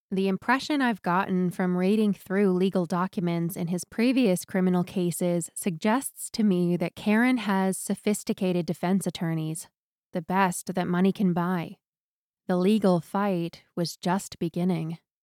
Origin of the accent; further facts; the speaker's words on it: Newport, Maine, United States; my hometown of Newport, Maine.